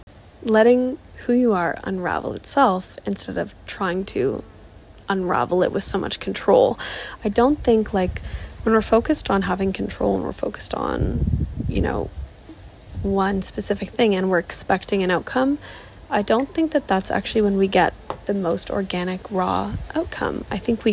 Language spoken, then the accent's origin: English; Toronto, Ontario, Canada; moved away as an adult; also born or lived in South Africa; I'm from Toronto, from Canada